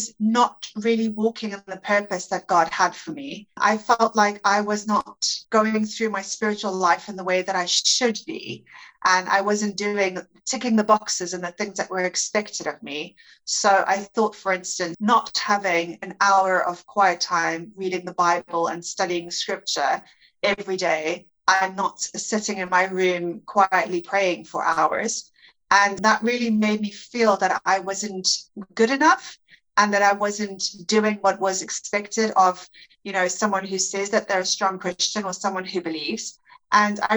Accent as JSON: {"language": "English", "country": "South Africa", "moved": "as an adult", "lives_now": "Netherlands", "said": "I am originally from South Africa, but I've been living in the Netherlands for the last 5 years"}